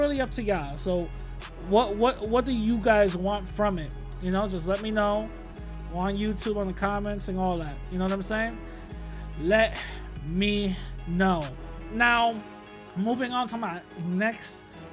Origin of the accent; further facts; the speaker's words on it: New York, United States; when I was growing up in New York